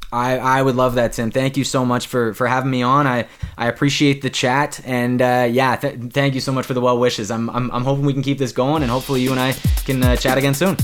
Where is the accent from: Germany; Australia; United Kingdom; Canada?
Canada; Ontario; my my home province of Ontario